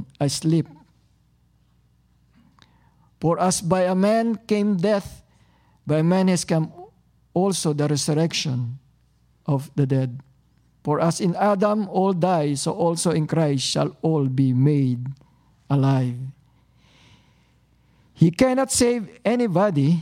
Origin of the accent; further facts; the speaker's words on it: Tagalog region, Philippines; now in Toronto, Canada; because I came from Tagalog region, so I speak Tagalog